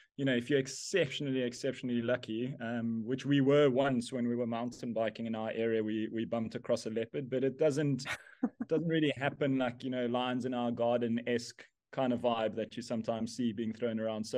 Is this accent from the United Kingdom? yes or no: no; South Africa; Yes, I grew up here in South Africa in a small town called Bridgestrom, which no one will know on a map anyway.